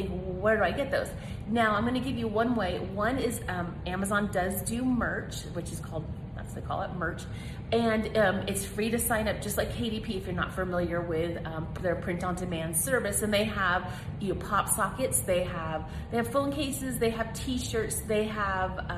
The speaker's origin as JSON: {"language": "English", "region": "Colorado", "country": "United States", "said": "I'm from Colorado."}